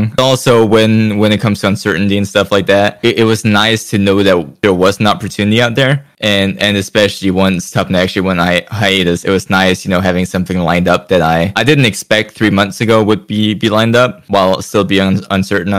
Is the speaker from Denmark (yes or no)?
yes; Denmark; I'm from Europe. I'm from Denmark.